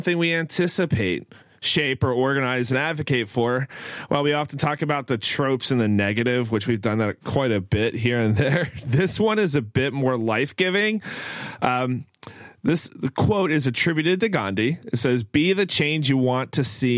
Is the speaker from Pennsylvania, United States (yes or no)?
yes; Pennsylvania, United States; also born or lived in Maryland; growing up in Pennsylvania and Maryland